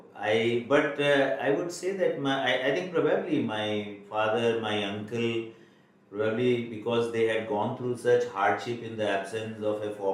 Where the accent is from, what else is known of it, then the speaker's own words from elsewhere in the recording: Kolkata, West Bengal, India; also born or lived in Bikaner, India; I was rather brought to Calcutta by my parents, and then all my education has been there